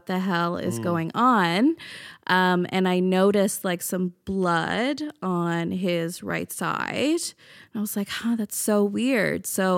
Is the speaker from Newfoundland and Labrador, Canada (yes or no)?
yes; Newfoundland and Labrador, Canada; now in Halifax, Canada; I'm from Newfoundland.